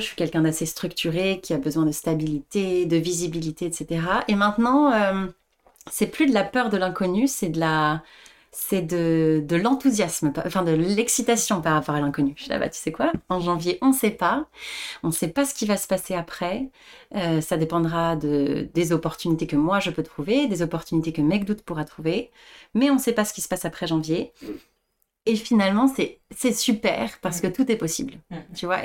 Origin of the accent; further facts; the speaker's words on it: France; moved away as an adult; j'ai été élevée en France aussi